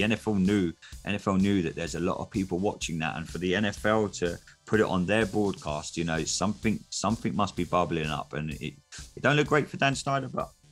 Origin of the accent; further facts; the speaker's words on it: England, United Kingdom; I am English